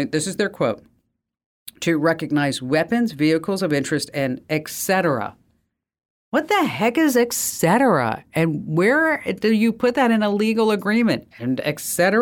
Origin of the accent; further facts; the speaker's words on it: New Jersey, United States; I'm from New Jersey